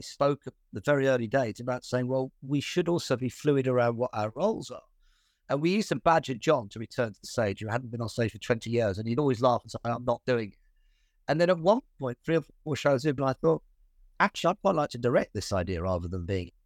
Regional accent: Birmingham, West Midlands, United Kingdom; I was born in Birmingham

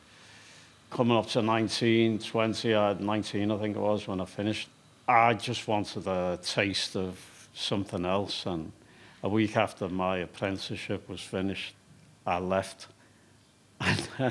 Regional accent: Liverpool, North West England, United Kingdom; I was born in Liverpool, 1958, on the Dock Road.

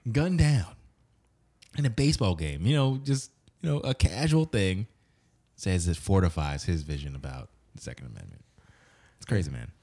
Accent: United States; as an American, especially as a Black American

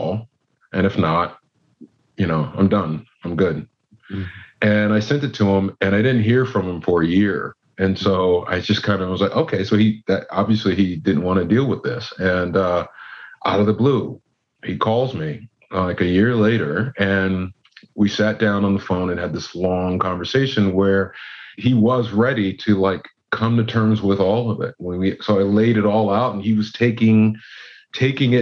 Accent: California, United States; I grew up in California

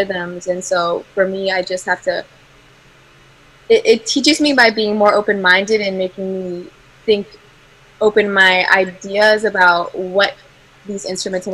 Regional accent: United States; I've grown up in America

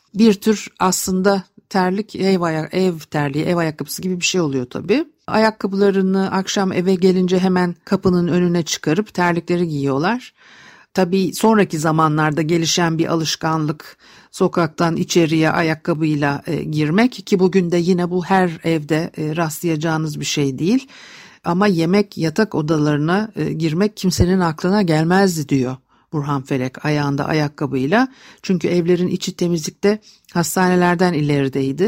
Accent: Istanbul, Turkey; çocukluğum etilerde geçti.

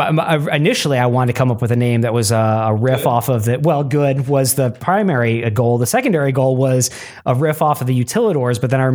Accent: Michigan, United States; also born or lived in Fullerton, California / Placentia, California; Cause like me growing up in Michigan, like I was born in Southern California, but I grew up in Michigan.

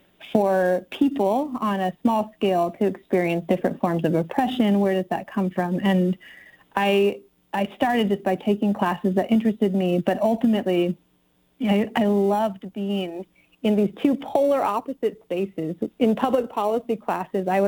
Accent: Tahoe Vista, California, United States; moved away as an adult; also born or lived in Bay Area / New York / Los Angeles / Wisconsin; now in Nevada County, United States; I was raised in North Lake Tahoe in Tahoe Vista and Tahoe City

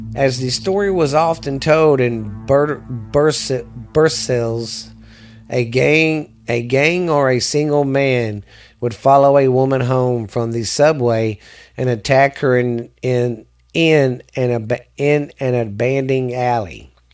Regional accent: the South, United States; I'm from the South

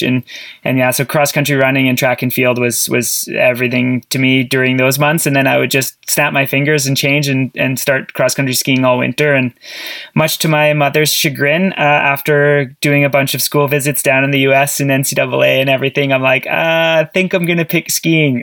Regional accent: Sudbury, Ontario, Canada; I grew up in Ontario, Sudbury, Ontario

